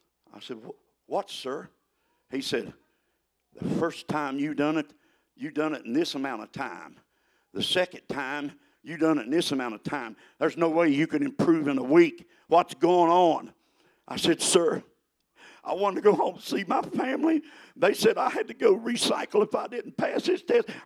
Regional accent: West Virginia, United States; I'm from West Virginia. I was raised helping people

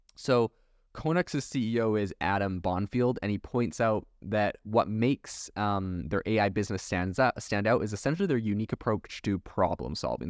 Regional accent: Canada; also born or lived in Europe; now in United States; I was raised in Canada

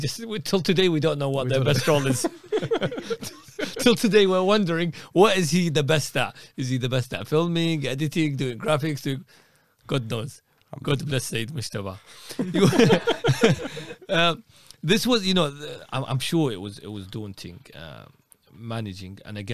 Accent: Najaf, Najaf Governorate, Iraq; because maybe I had a good network in Iraq, specifically Najaf. I could get my way around being my hometown, knowing a few clerics here and there.

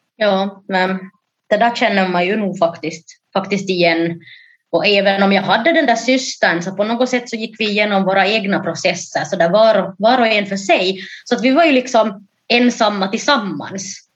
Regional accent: Jakobstad, Ostrobothnia, Finland; also born or lived in Ethiopia; Jag är alltså då från Jakobstad

